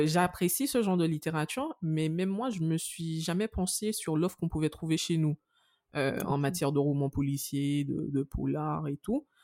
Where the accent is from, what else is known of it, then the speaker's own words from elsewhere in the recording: Guadeloupe; en tant que Guadeloupéenne